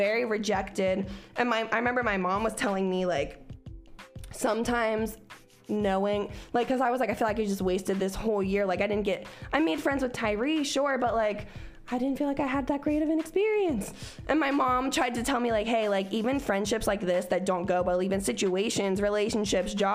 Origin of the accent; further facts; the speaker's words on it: Cincinnati, Ohio, United States; moved away; also born or lived in Oklahoma; I was from Cincinnati, where bitches had like mohawks that were rainbow colored